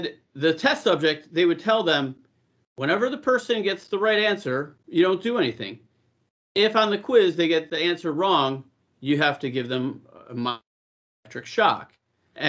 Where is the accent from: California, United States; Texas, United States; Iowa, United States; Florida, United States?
California, United States; I had California plates, you know, on my vehicle. So I'm like, I'm from California.